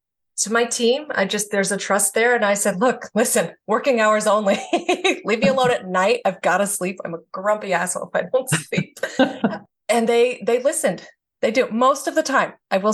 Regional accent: the South, United States; again, I'm from the South. So very taboo there, it's demons, you know.

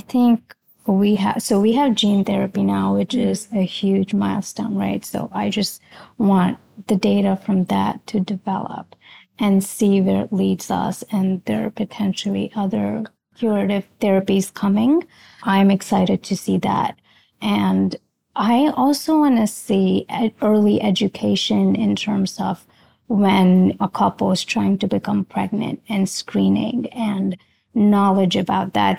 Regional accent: India; moved away as an adult; now in Philadelphia, United States; I was born in India, transitioned over here after high school.

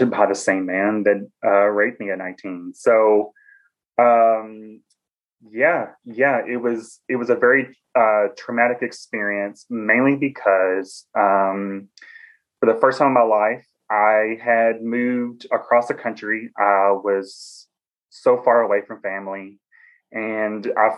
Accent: Cookeville, Tennessee, United States; accent: Southern; moved away as an adult; now in Washington, D.C., United States; I am originally from Tennessee. I'm from a small college town

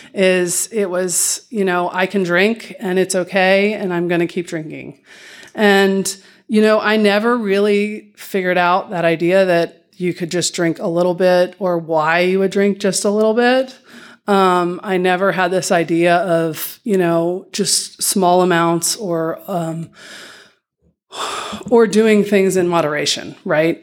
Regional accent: Dallas, Texas, United States; I grew up here in Dallas, Texas

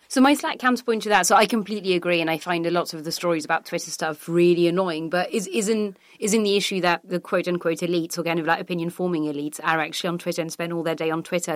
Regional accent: France; now in United Kingdom; Growing up in France

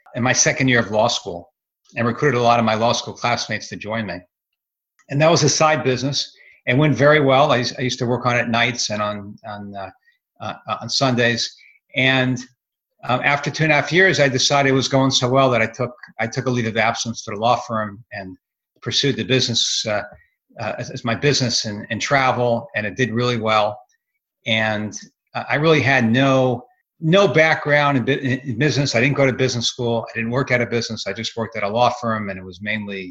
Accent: Miami Beach, Florida, United States; also born or lived in Surfside, Florida / Ithaca, New York / Los Angeles, California; I grew up in Miami Beach

